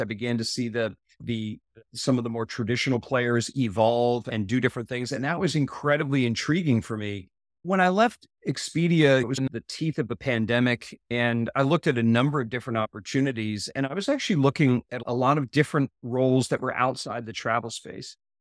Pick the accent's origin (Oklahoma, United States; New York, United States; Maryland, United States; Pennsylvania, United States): Maryland, United States; moved away as an adult; Maryland East Coast was great, great place to grow up.